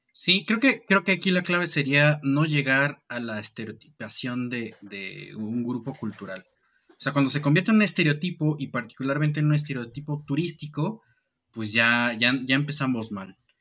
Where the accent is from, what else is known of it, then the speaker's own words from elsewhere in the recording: Mexico; nosotros mismos como, como ciudadanía mexicana